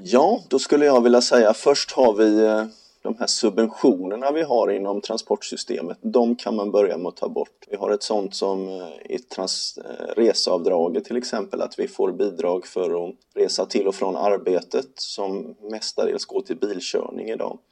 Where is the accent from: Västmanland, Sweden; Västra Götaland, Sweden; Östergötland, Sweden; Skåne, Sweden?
Västra Götaland, Sweden; Gothenburg; Göteborg där jag kommer ifrån